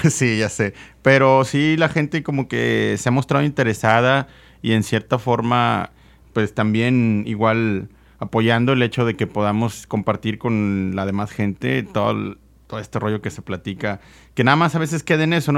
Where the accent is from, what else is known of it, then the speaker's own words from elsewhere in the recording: Nuevo León, Mexico; nosotros crecimos aquí escuchando música en la localidad, aquí en, Nuevo León